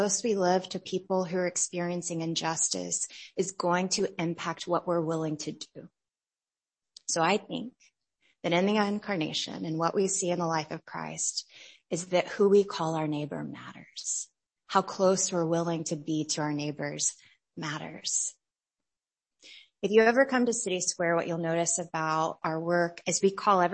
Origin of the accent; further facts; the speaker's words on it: United States; growing up in America